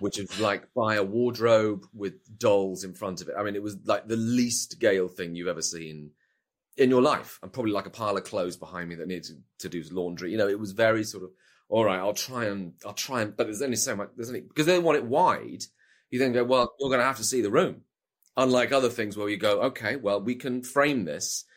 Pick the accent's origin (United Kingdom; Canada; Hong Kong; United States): United Kingdom; as a Brit